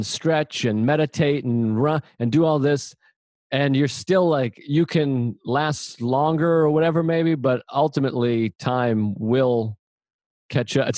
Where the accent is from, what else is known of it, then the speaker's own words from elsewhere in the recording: Boston, Massachusetts, United States; I'm from Boston